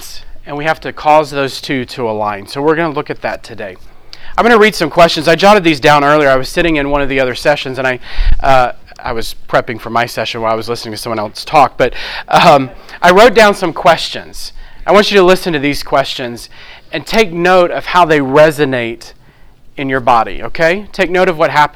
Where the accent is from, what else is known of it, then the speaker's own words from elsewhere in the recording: New Orleans, Louisiana, United States; I'm from New Orleans